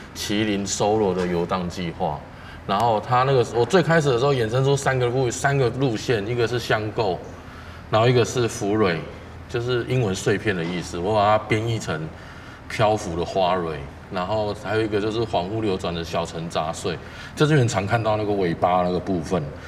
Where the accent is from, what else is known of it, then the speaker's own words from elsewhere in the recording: Taipei, Taiwan; 我是一个从小到大在台北市长大的小孩